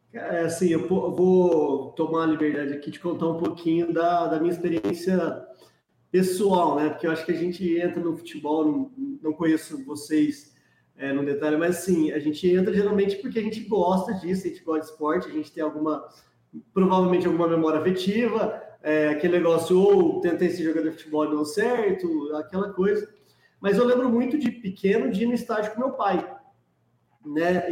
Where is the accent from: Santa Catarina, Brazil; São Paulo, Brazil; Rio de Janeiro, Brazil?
São Paulo, Brazil; Ribeirão Preto; Eu sou de Ribeirão Preto